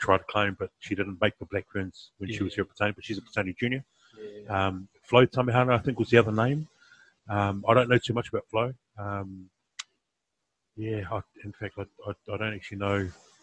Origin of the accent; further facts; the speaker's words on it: Wellington, New Zealand; I was from Wellington, and Petone's my home club